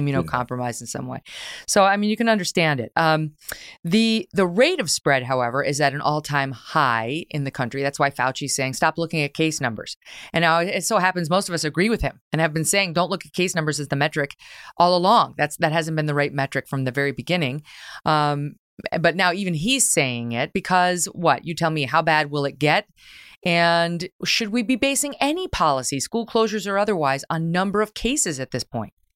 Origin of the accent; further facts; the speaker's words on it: New York, United States; the great state of New York, my home state